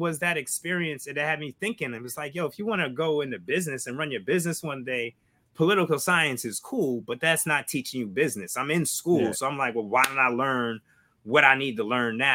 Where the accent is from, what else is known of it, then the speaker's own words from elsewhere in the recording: Albany, New York, United States; we grew up in Albany, upstate